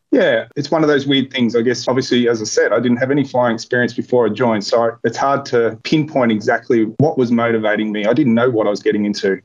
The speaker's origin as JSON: {"language": "English", "town": "Port Macquarie", "region": "New South Wales", "country": "Australia", "tie": "born or raised there", "also_born_or_lived": "Bega, New South Wales / Cowra, New South Wales", "said": "I grew up in Port Macquarie"}